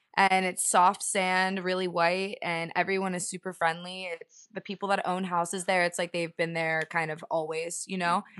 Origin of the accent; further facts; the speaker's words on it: Fort Lauderdale, Miami, South Florida, United States; moved away as an adult; now in Los Angeles, United States; I grew up in South Florida, like Fort Lauderdale, Miami.